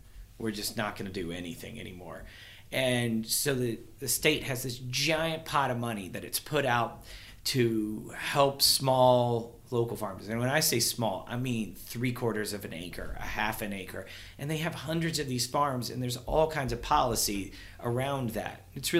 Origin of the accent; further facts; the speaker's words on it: Kentucky, United States; moved away; I'm from Kentucky originally